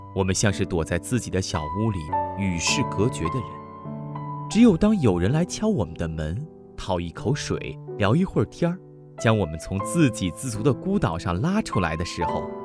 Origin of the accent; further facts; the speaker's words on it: China; 我们中国人